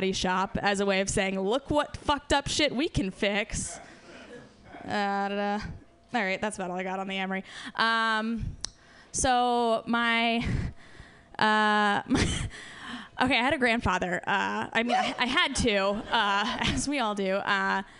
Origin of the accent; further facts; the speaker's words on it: Ohio, United States; moved away; I am from Ohio